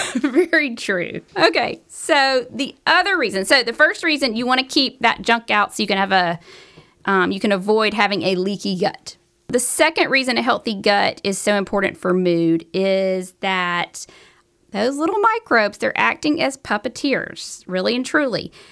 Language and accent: English; the South, United States; accent: southern; my southern accent